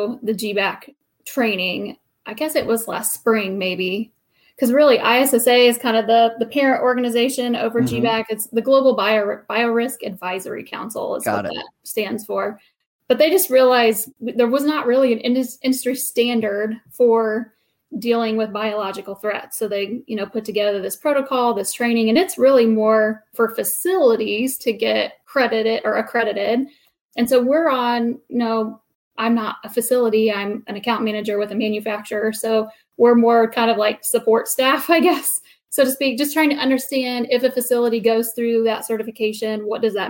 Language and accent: English; Columbus, Indiana, United States; I am born and raised here